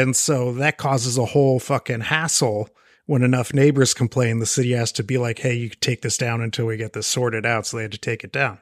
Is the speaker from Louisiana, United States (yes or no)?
no; Marin County, California, United States; I grew up in Marin County.